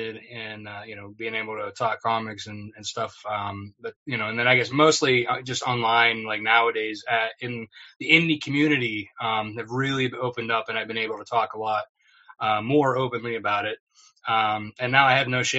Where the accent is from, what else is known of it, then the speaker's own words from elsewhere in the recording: West Middlesex, Pennsylvania, United States; also born or lived in Sharpsville, Pennsylvania; So I'm originally from West Middlesex, Pennsylvania. I moved recently, a couple of years ago now, to Sharpsville, which is not too far from my hometown.